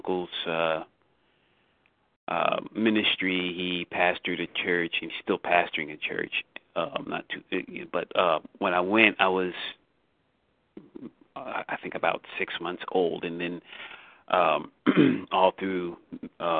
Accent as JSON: {"language": "English", "town": "Philadelphia", "region": "Pennsylvania", "country": "United States", "tie": "born or raised there", "said": "I grew up in Philadelphia, which is southeast Pennsylvania"}